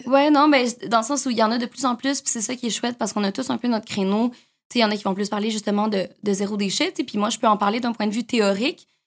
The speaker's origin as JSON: {"language": "French", "town": "Montreal", "region": "Quebec", "country": "Canada", "tie": "born or raised there", "said": "j'ai grandi à Montréal"}